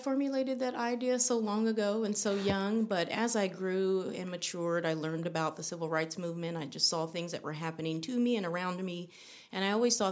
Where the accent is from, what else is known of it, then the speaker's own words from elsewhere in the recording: Vallejo, California, United States; Born and raised in Vallejo, California